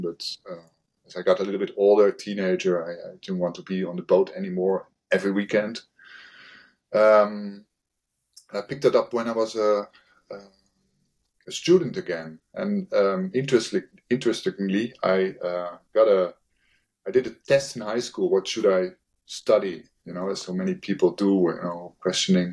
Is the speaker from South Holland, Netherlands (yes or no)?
yes; Rotterdam, South Holland, Netherlands; I come from the Rotterdam area, and we had a lot of shipbuilding facilities next door, basically behind the dike where I was living